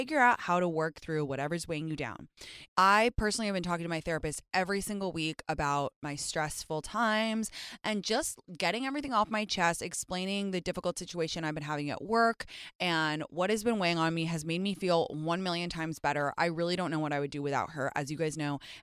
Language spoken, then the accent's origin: English; London, United Kingdom; moved away; I grew up in London in the 2000s